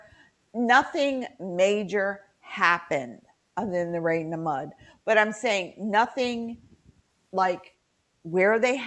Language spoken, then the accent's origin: English; West Virginia, United States; my home state of West Virginia